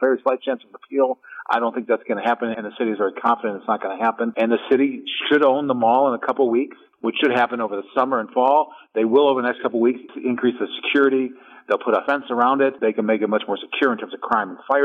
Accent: Brown Deer, Wisconsin, United States; I grew up in Brown Deer

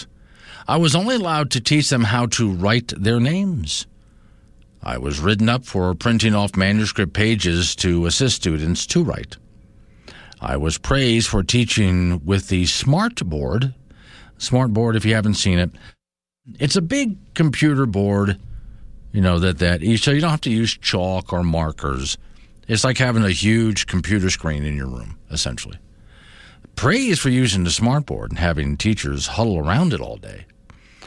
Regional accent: Florida, United States; moved away; when I was living and growing up in Florida

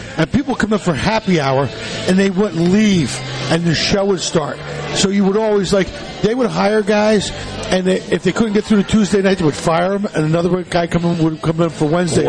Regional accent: Philadelphia, Pennsylvania, United States; moved away; also born or lived in Florida; I grew up in Philly, yeah.

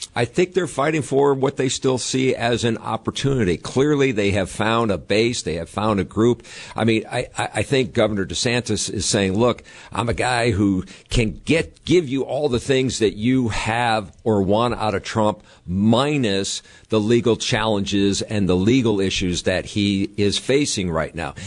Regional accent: New England, United States; now in Wisconsin, United States; I'm from the New England area

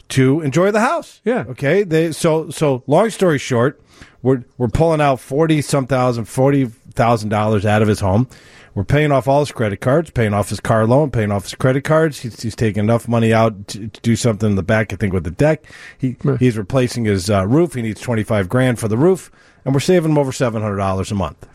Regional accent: New York, United States; moved away; I was born in New York

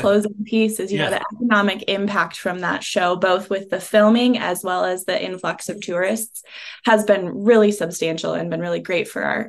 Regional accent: Montana, United States; coming from the state and doing Visit Montana work

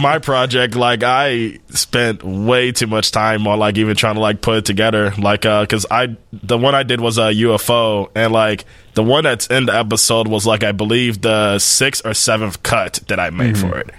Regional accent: Chicago, Illinois, United States; I was born and raised in Chicago. Oh, okay. South side all of my life.

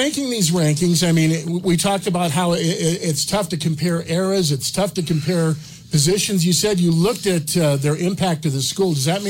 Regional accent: Wyoming, United States; they find out I'm from Wyoming.

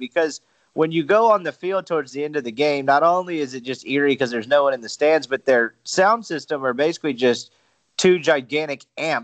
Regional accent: Jackson, Mississippi, United States; now in Oxford, United States; growing up in Jackson

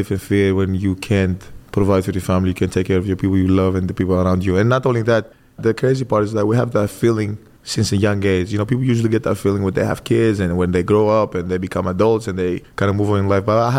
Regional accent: Greece; moved away as an adult; now in United States; born and raised in Greece

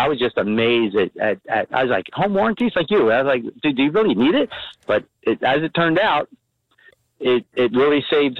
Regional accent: Philadelphia, Pennsylvania, United States; now in Liberty Corner, United States; I'm originally from Philadelphia, but I came up to Jersey

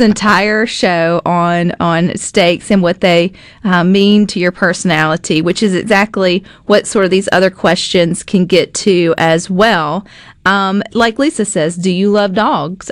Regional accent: the South, United States; Southerners, we're nosy by nature

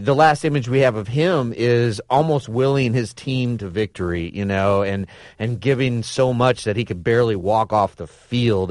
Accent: Lincoln, Nebraska, United States; my hometown of Lincoln, Nebraska

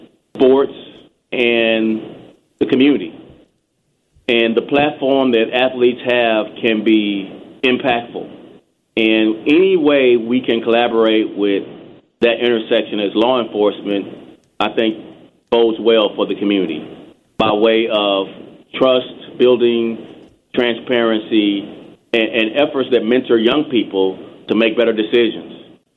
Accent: Texas, United States; It was very difficult, actually. Texas is very segregated. There's a long history of inappropriate conduct by police officers.

